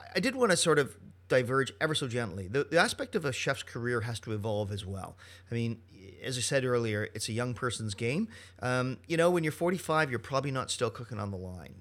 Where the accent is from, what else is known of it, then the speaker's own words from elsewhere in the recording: Canada; Monsieur Poisson hires me because I'm Canadian